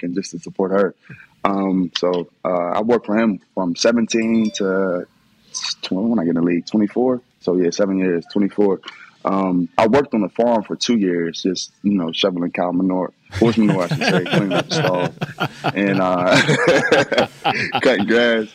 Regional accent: Wheeling, West Virginia, United States; based in Willing, West Virginia, my hometown.

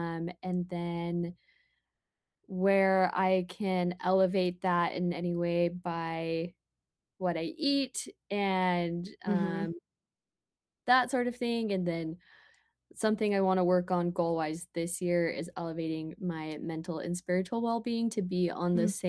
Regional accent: Murray, Utah, United States; moved away; Well, I'm from Utah originally. I'm from Murray

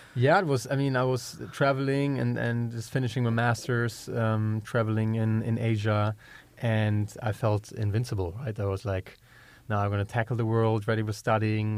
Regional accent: Germany; accent: German; English is a second language; moved away as an adult; also born or lived in Georgia, United States; now in United States; growing up in Germany, very meat heavy

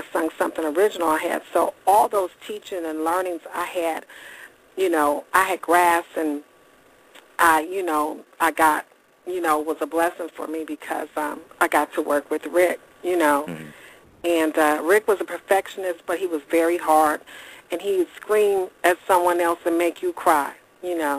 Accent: Detroit, Michigan, United States; moved away; I'm from the Motor City, so mm-hmm. I came from a part where it's like kind of conservative

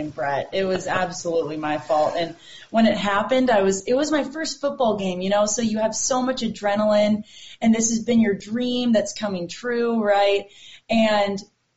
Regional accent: El Dorado Hills, California, United States; moved away as an adult; now in Bozeman, United States; Small town outside of Sacramento called El Dorado Hills

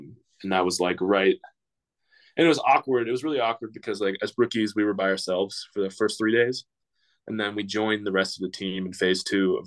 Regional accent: Pittsburgh, Pennsylvania, United States; I'm from Pittsburgh, I grew up a Steelers fan

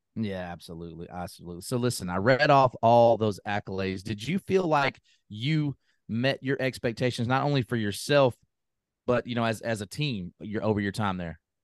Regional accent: Memphis, Tennessee, United States; growing up in the same area that Jim and I and D B grew up in, the Memphis area

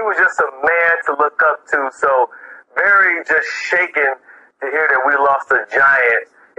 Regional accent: Cleveland, Ohio, United States; I remember growing up in Cleveland.

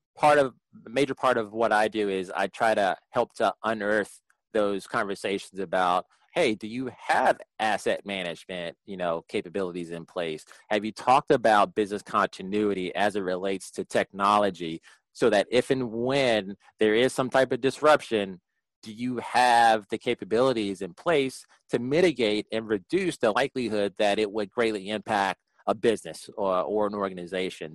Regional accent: Prince George's County, Maryland, United States; also born or lived in Washington, D.C.; I, was born in D.C., raised in Prince George's County, just outside of D.C.

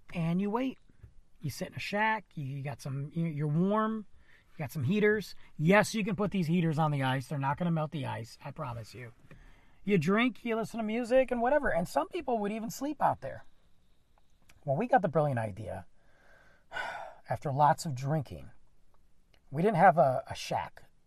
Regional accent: Michigan, United States; now in Texas, United States; I'm from Michigan

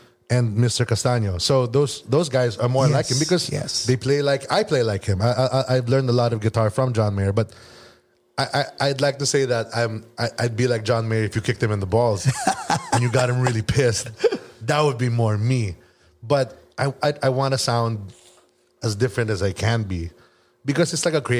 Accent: Philippines; moved away as an adult; now in Los Angeles, United States; a Filipino singer

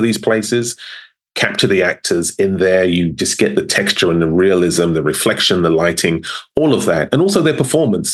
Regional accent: London, United Kingdom; moved away; born and raised in London, South London

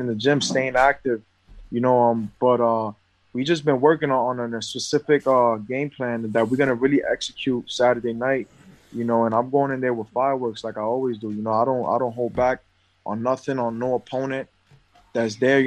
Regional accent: New York, United States; I come from New York, I come from poverty

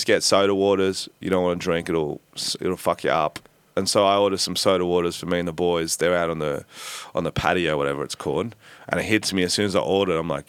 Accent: Australia

